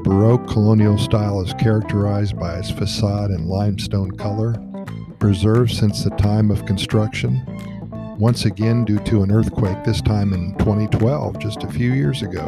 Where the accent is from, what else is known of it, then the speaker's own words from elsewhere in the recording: San José, Costa Rica; I started in my hometown of San Jose